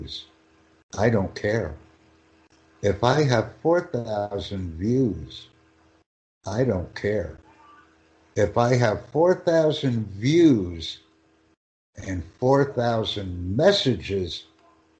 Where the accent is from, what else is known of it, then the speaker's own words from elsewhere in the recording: United States; I am from the United States